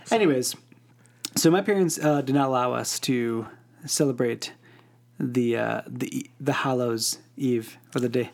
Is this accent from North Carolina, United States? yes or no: no; Northern Illinois, United States; I grew up in Northern Illinois